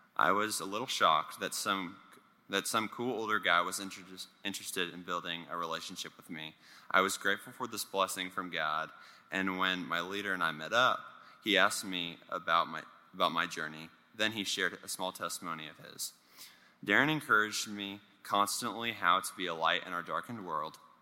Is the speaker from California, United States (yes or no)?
no; Richardson, Texas, United States; also born or lived in Lake Highlands, Dallas, Texas; the year that we moved from Lake Highlands to Richardson, and I had to move to public school.